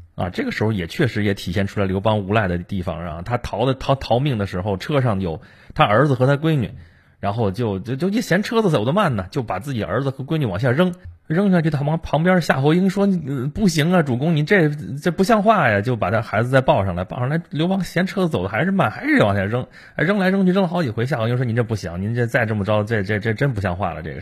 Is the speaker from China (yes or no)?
yes; China; 我们中国人的这个文化当中，其实是经常崇拜那种失败了的英雄。